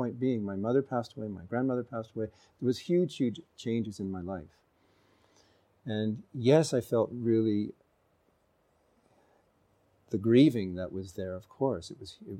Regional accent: Canada; in the West, where I grew up in Canada.

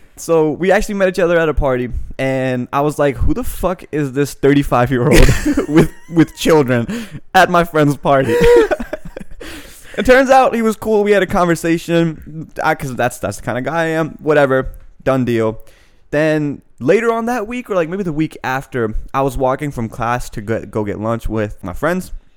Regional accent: Annapolis, Maryland, United States; also born or lived in Pakistan / England / France / Saudi Arabia; I grew up in Annapolis

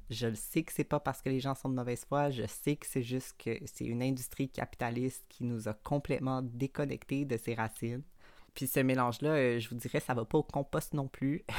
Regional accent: Montreal, Quebec, Canada; je suis née à Montréal, d'une famille blanche, américaine, de classe moyenne

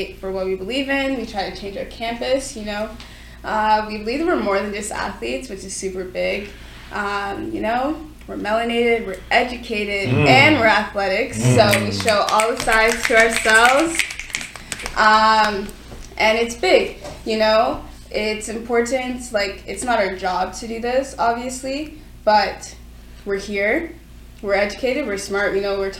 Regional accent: Mississauga, Ontario, Canada; now in Ottawa, Canada; Born and raised in Mississauga

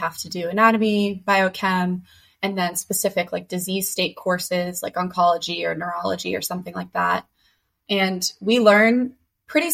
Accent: Boston, Massachusetts, United States; moved away as an adult; now in Pittsburgh, United States; I'm originally from Boston, but I've been at Pitt for about 5 years

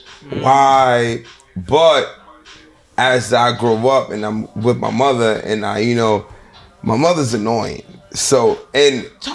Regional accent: Mount Vernon, New York, United States; also born or lived in Bronx, New York / Harlem, New York; I'm from Mount Vernon. I lived in the Bronx for a few years

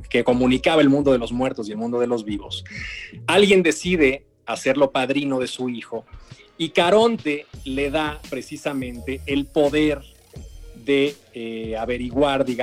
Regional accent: Mexico City, Mexico; Yo soy chilango

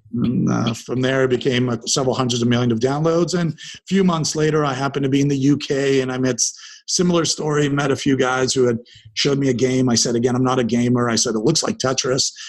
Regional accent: Dundas, Ontario, Canada; first language English; also born or lived in Israel; now in Toronto, Canada; I was born in Israel. I uh, arrived in Canada in 1978, grew up out in a small town beside Hamilton called Dundas, Ontario.

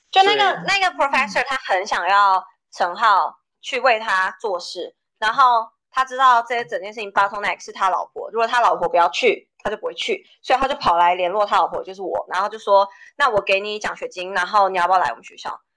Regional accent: Taiwan; moved away as an adult; also born or lived in Ames, Iowa, United States; now in United States; 我在台大的时候

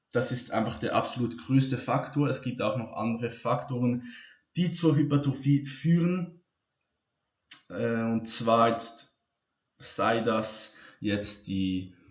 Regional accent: Switzerland; Ich bin Schweizer. Ich kann nicht Hochdeutsch sprechen.

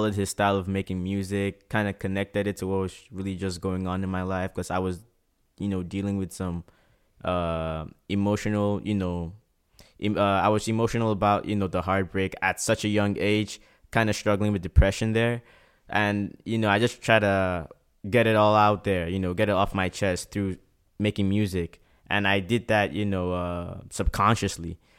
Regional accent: Port Harcourt, Rivers State, Nigeria; now in Prince Edward Island, Canada; growing up in Port Harcourt was very, very tough

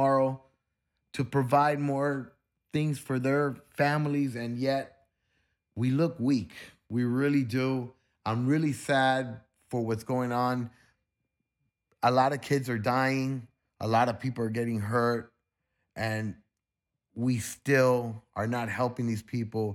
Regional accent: United States; As an American

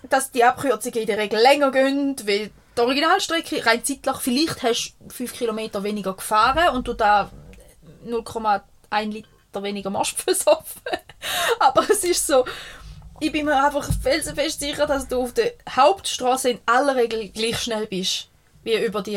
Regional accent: Switzerland; ich bin in dem Dorf aufgewachsen. Ich, wohne, ich habe vier Jahre nicht hier gewohnt

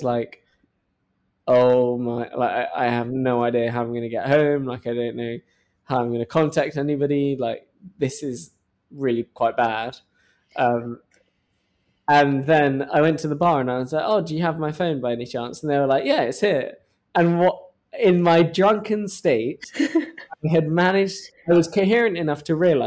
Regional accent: United Kingdom; accent: British; moved away as an adult; now in New York, United States; my British accent

